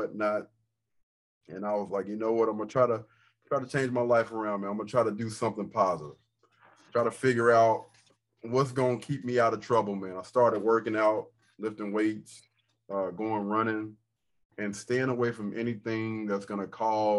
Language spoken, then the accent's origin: English; Rock Hill, South Carolina, United States; I am a guy from Rock Hill, South Carolina. Grew up single parent home